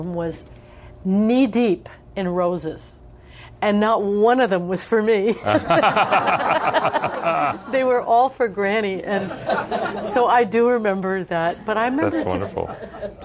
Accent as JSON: {"language": "English", "country": "United States", "said": "as an American singer"}